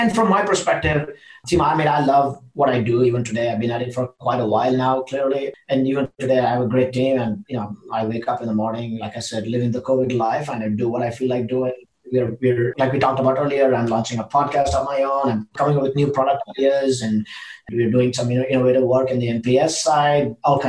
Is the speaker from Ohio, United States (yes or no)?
no; Seattle, Washington, United States; now in Austin, United States; And we are from Seattle. I lived about 10 years in Seattle. I want to go back to Seattle.